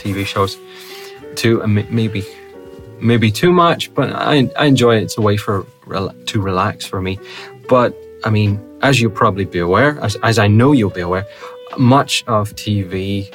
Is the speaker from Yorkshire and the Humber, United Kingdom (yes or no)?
no; Northern Ireland, United Kingdom; accent: Hiberno English; now in Russia; I'm from the UK, specifically the region of Northern Ireland, which is part of the UK, but not part of Great Britain